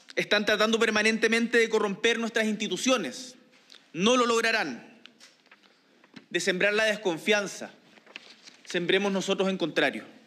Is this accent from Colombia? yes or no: no; Chile; chilenos y chilenas